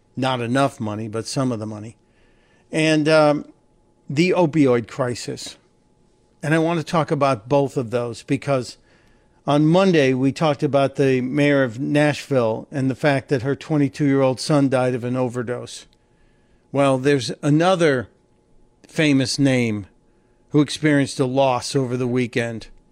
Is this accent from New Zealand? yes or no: no; Northern Ireland, United Kingdom; now in United States; coming from Northern Ireland, you have the choice of being uh, Irish or both